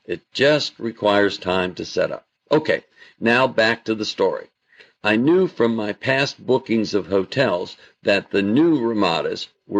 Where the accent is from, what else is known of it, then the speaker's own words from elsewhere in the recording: Oneonta, New York, United States; I grew up in Oneonta, New York, which was 60 miles from Utica, so I was very familiar with the city